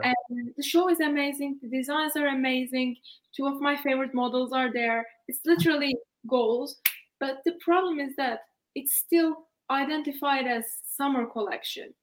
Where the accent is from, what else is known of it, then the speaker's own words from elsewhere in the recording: Istanbul, Turkey; moved away as an adult; also born or lived in United Kingdom; I'm Turkish actually, and I study in UK. Yeah. And I'm originally from Istanbul